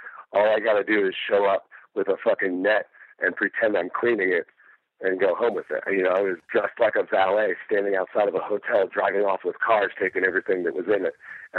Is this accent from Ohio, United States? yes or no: no; Detroit, Michigan, United States; Growing up in Detroit with my brother, it was pretty interesting. I mean, I lived in Highland Park, and Highland Park, dominantly black neighborhood.